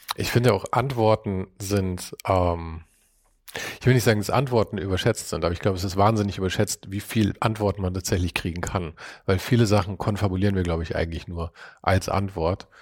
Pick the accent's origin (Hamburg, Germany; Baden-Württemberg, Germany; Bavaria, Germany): Bavaria, Germany; Munich; wir kommen ja beide aus München